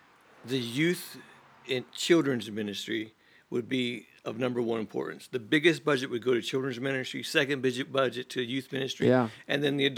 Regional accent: Lima, Ohio, United States; also born or lived in Haiti / Longview, Texas; now in Erie, United States; I was born in Lima, Ohio.

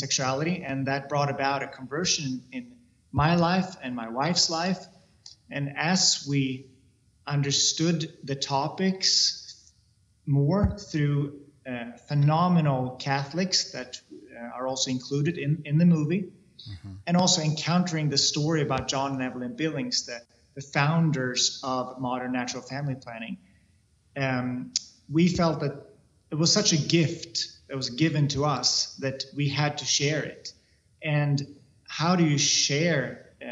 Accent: Sweden; I come from Sweden

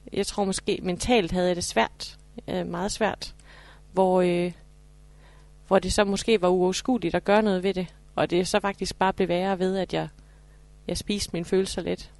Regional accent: Horsens, Central Denmark Region, Denmark; jeg er fra Horsens

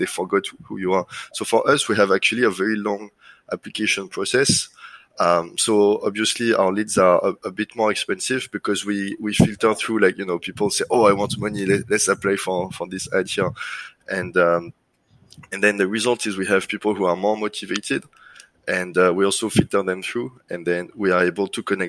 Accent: France; accent: French; English is a second language; now in Singapore; Yeah, correct. So actually I started as my first job was software engineer for like a reporting system for nuclear power plants in France.

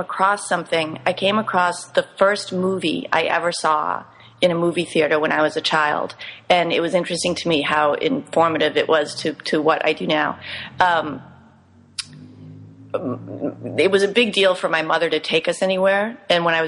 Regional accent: Cherry Valley, Massachusetts, United States; now in New York City, United States; I grew up in Massachusetts in a really tiny town, Cherry Valley, and my family still lives thereabouts

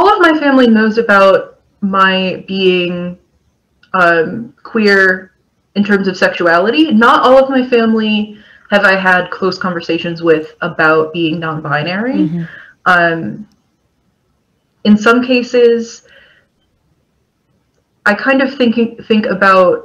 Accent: Kentucky, United States; I grew up in Kentucky

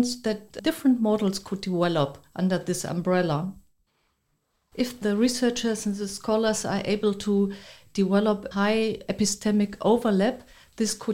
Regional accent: Germany; also born or lived in Berlin; I'm coming from Germany, currently living in Berlin

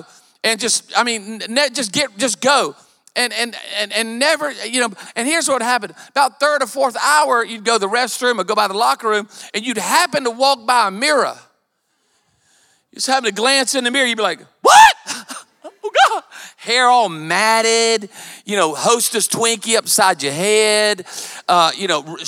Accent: Myrtle Beach, South Carolina, United States; I was raised in Myrtle Beach. And I went to Myrtle Beach High

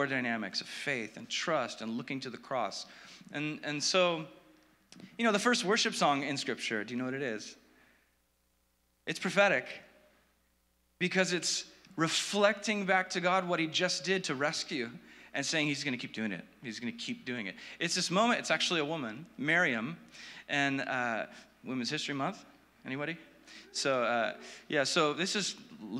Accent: Orange County, California, United States; I grew up in Orange County.

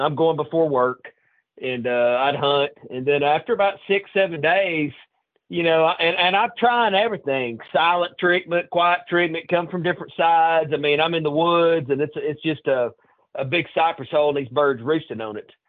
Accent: Lauderdale County, North Alabama, United States; I grew up North Alabama in Lauderdale County, northwest corner

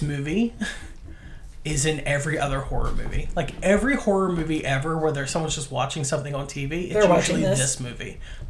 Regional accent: United States; I grew up near Pittsburgh.

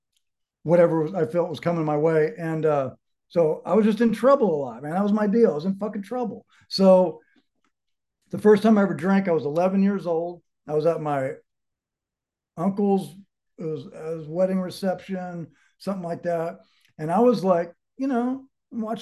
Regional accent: Dallas, Texas, United States; moved away as an adult; also born or lived in California; now in Colorado, United States; I grew up in Dallas, oldest of five kids

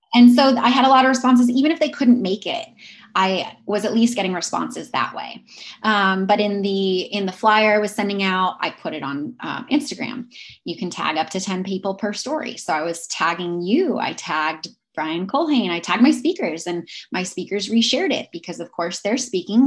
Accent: Pacific Northwest, United States; I am originally from the Pacific Northwest

